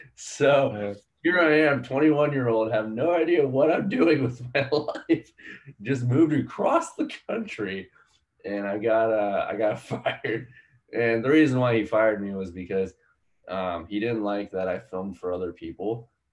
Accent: Palmyra, Pennsylvania, United States; moved away as an adult; also born or lived in India; where i grew up which was in a town called palmyra in pennsylvania

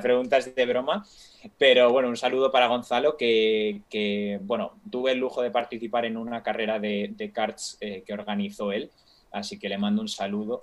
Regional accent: Spain; soy español

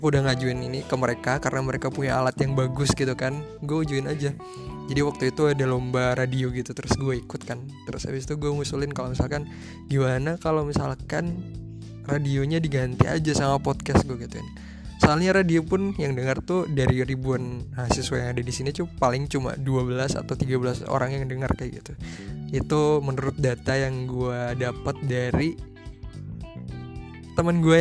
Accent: Colomadu, Central Java, Indonesia; now in Cairo, Egypt; gue berasal dari Solo Jawa Tengah atau mungkin lebih tepatnya Karanganyar kali ya gue berasal dari Colomadu

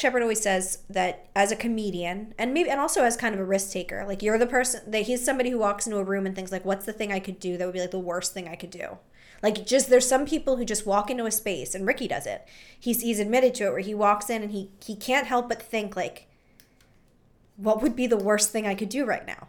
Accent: Philadelphia, Pennsylvania, United States; we're from Philly.

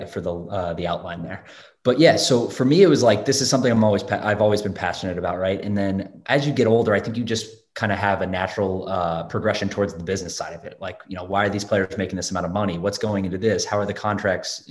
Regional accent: Raleigh, North Carolina, United States; also born or lived in Durham, North Carolina; now in New York City, United States; I grew up in Raleigh, North Carolina

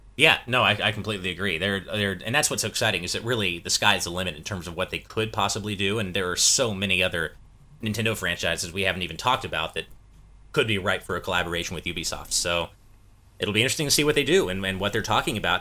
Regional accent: United States; speaking as an American

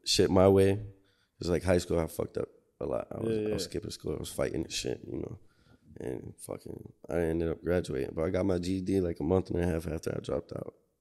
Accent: Buffalo, New York, United States; also born or lived in Rochester, New York; I lived in Riverside for a good chunk of my life too

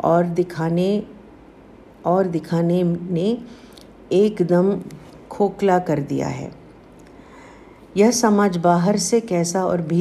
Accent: South India, India; मैं south Indian हूँ

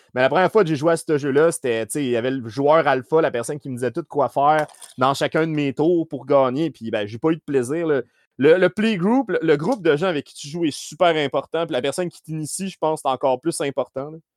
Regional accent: Saint-Hyacinthe, Quebec, Canada; je viens de Saint-Hyacinthe

